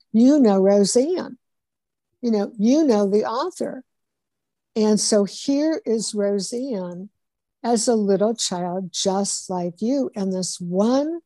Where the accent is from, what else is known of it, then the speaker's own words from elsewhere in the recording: Cleveland, Ohio, United States; moved away; I went to my sister's place in Cleveland, which is my hometown, Cleveland, Ohio